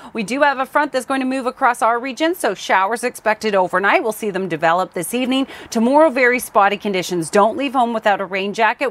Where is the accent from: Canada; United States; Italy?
Canada; Surrey, British Columbia; Crescent Beach, my hometown